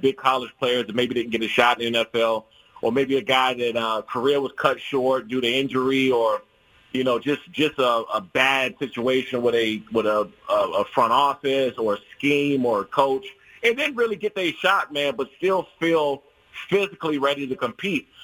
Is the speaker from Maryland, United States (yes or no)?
yes; Prince George's County, DMV area, Maryland, United States; moved away; I grew up in the Prince George's County, uh, Prince George's County and DMV area